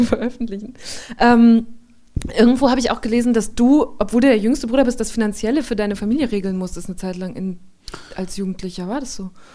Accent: Borken, Germany; Borken, wo ich herkomme

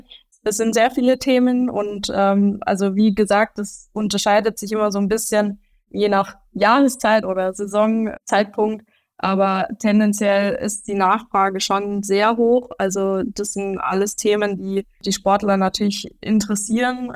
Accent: Upper Franconia, Bavaria, Germany; aus Bayern oder auch Oberfranken

